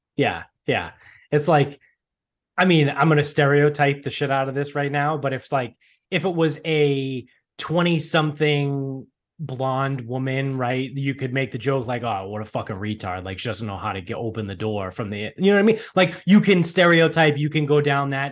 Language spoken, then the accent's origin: English; Medford, Massachusetts, United States; growing up in Medford